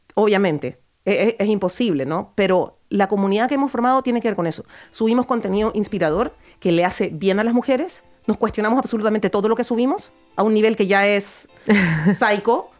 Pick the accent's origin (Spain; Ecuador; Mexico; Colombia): Ecuador; Guayaquil, Guayas; accent: Ecuadorian; now in Chile; yo efectivamente nací en Chile, pero me crié en Guayaquil